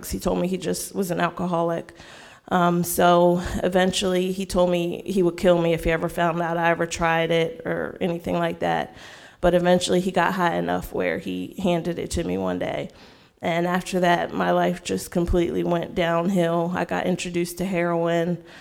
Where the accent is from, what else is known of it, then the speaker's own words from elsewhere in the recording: Frederick, Maryland, United States; Um, I'm from Frederick, Maryland. Um, I grew up um, raised in the church.